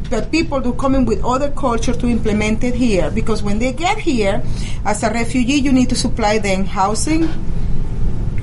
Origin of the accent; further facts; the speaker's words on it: Venezuela; now in United States; in our country, like back home when I used to be Venezuela, you know, live in Venezela, I am American now